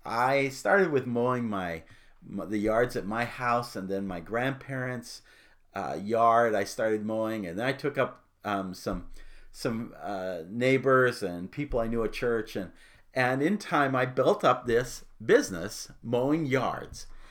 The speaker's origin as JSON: {"language": "English", "town": "Phoenix", "region": "Arizona", "country": "United States", "tie": "born or raised there", "said": "I grew up in Phoenix, Arizona."}